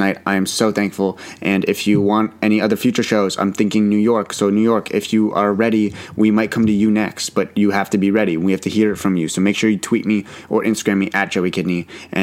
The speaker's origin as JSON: {"language": "English", "town": "Ottawa", "region": "Ontario", "country": "Canada", "tie": "born or raised there", "said": "the Ottawa one was always close to my heart because it's my hometown."}